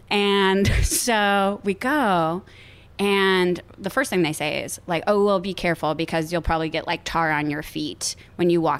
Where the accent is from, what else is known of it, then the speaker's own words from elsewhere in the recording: Cleveland, Ohio, United States; moved away as an adult; also born or lived in Boston; now in Los Angeles, United States; I grew up in the Midwest. Yes in Cleveland, Ohio.